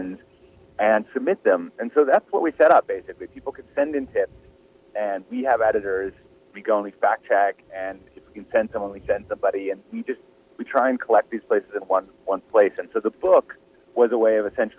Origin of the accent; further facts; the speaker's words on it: Midwest, United States; I grew up in the Midwest